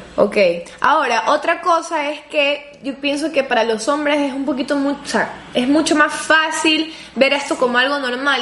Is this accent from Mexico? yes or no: no; Ecuador; yo soy ecuatoriana